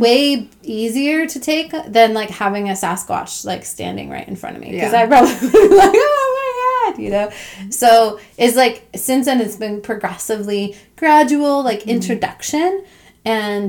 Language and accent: English; Arizona, United States; moved away; also born or lived in Colorado; I grew up predominantly in Arizona, which is in the southern states of the U.S.